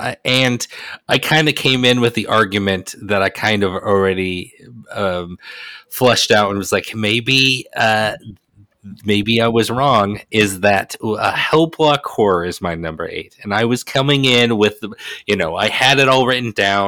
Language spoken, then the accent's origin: English; Salt Lake City, Utah, United States; I grew up in Salt Lake